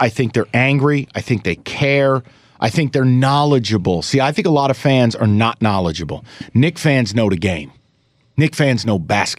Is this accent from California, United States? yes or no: no; upstate New York, United States; even though I grew up upstate, I am a New Yorker